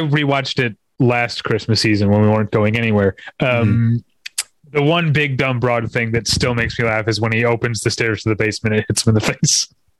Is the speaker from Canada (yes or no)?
no; St. Louis, Missouri, United States; I grew up in St. Louis.